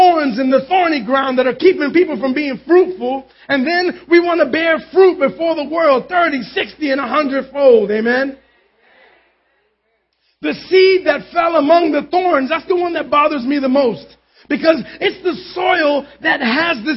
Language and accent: English; New York City, New York, United States; I grew up in Concrete City in Manhattan.